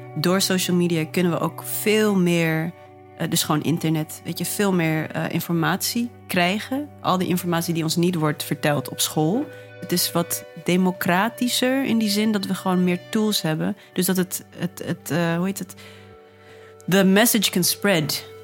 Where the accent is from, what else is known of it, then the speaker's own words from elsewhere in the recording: Netherlands; also born or lived in Namibia; Waar ik ben geboren. Hier dus opgegroeid sinds mijn vijfde